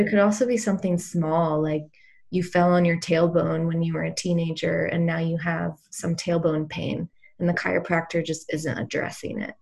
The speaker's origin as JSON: {"language": "English", "region": "East Coast", "country": "United States", "tie": "born or raised there", "also_born_or_lived": "Boulder, Colorado", "moved": "as an adult", "said": "I grew up on the East Coast"}